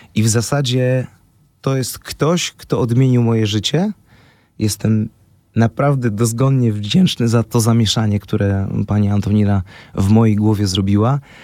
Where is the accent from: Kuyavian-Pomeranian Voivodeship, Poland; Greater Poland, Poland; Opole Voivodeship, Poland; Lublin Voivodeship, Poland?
Greater Poland, Poland; Poznań; ja jestem z Poznania